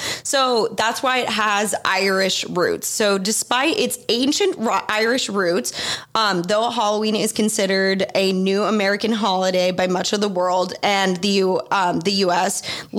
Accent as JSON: {"language": "English", "country": "Australia", "tie": "born or raised there", "said": "because I grew up in Australia and we don't have it."}